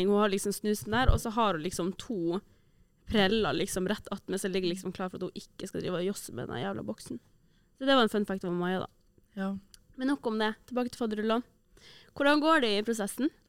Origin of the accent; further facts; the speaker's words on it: Trondheim, Trøndelag, Norway; Jeg kommer herfra. Kommer fra Trondheim.